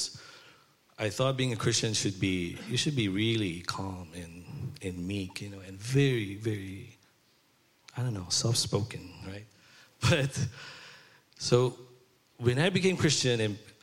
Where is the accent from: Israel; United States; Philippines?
Philippines; moved away; I grew up in Philippines, in Chinatown.